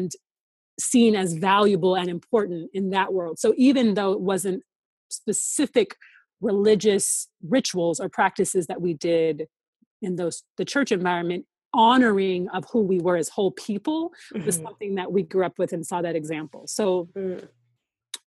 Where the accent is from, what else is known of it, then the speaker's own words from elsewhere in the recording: Seattle, Washington, United States; moved away as an adult; also born or lived in Atlanta; once I left Seattle and moved to Atlanta for college